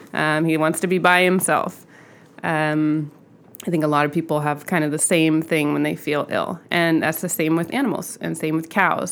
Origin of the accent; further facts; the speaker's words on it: Southern California, United States; I grew up in Southern California, um, in a suburb